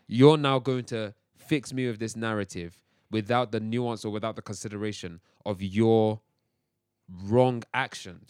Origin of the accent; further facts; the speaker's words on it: England, United Kingdom; also born or lived in Nigeria (heritage); I've also grown up around English culture too, quote unquote, English culture